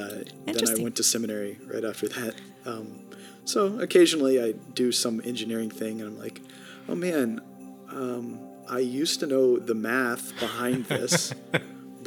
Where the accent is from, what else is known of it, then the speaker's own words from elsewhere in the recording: College Station, Texas, United States; also born or lived in St. Paul, Minnesota / Manhattan, Kansas; I grew up in College Station, Texas, mostly. I was actually born in the north in St. Paul, Minnesota